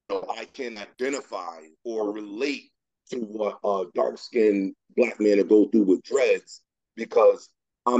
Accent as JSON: {"language": "English", "town": "Hartford", "region": "Connecticut", "country": "United States", "said": "I'm from Hartford"}